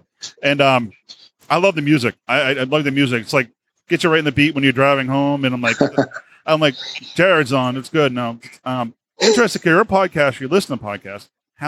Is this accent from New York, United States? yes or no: no; Boston, Massachusetts, United States; accent: Boston; my Boston accent